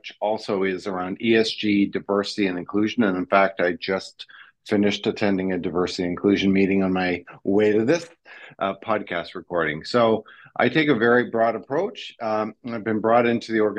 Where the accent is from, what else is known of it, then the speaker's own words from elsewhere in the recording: Canada; moved away as an adult; also born or lived in Quebec / Ontario / British Columbia / Netherlands; now in Australia; my parents are Dutch immigrants to Canada, and I grew up a portion of my life in Quebec and then a portion of my life in Ontario